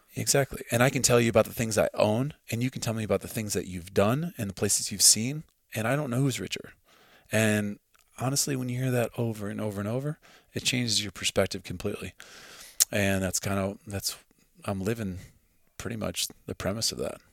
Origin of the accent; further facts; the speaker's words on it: Midwest, United States; now in Montana, United States; I grew up in the Midwest